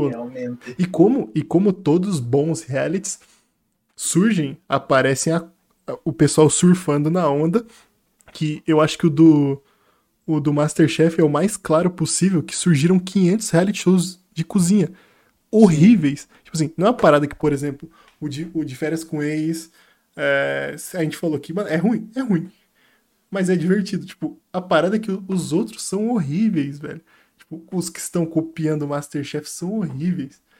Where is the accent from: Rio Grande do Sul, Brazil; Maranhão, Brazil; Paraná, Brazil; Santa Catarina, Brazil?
Santa Catarina, Brazil; Florianópolis; Mano, sou de Floripa, você pega esses três, três meses, condensa.